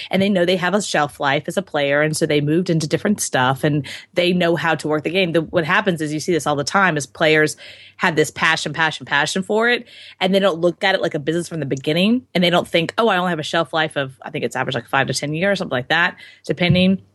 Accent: Houston, Texas, United States; I was born and raised in Houston

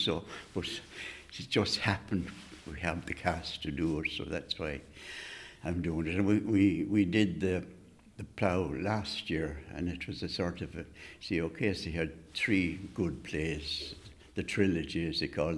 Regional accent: Carrick-on-Shannon, Connacht, Ireland; growing up in Carrick, I mean, you knew everybody.

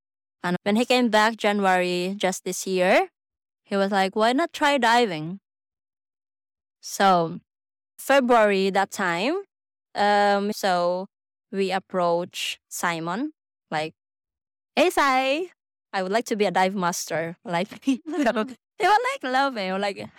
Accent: Mindanao, Philippines; Well, I'm originally from Mindanao, but I moved here last year.

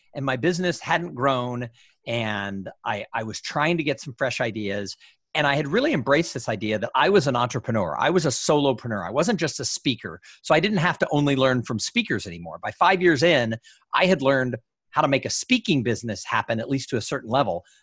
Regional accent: Los Angeles, California, United States; moved away; I grew up in Los Angeles

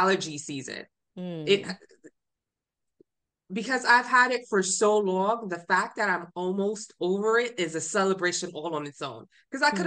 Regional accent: New York City, New York, United States; moved away as an adult; also born or lived in Honduras; now in Austin, United States; I'm from Brooklyn, New York

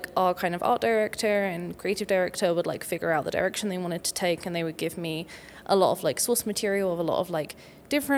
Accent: United Kingdom; moved away as an adult; now in Denver, United States; I am a British illustrator, and I've lived here for about 8 years

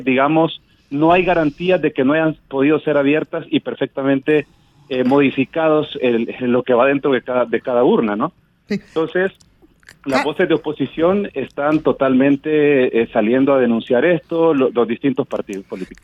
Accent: El Salvador

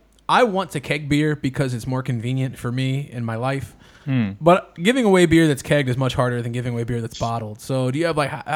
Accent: Indianapolis, Indiana, United States; from Indianapolis, you just pick a team. Like I'm not from Chicago.

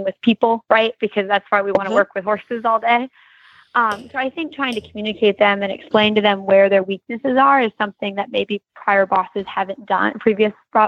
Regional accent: Michigan, United States; moved away; the same barn I grew up riding at in Michigan

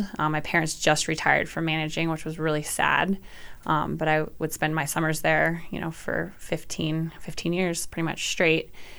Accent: Jackson, Wyoming, United States; born or raised there; also born or lived in Pinedale, Wyoming / Wind River Range, Wyoming

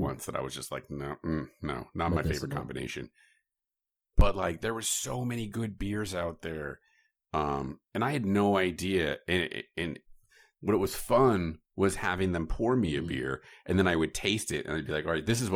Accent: Chicago, Illinois, United States; As a Chicagoan from Chicagoland

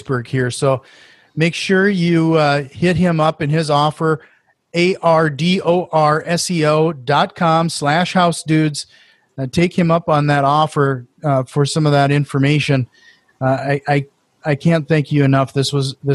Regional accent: Norway; accent: Norwegian; my Norwegian accent

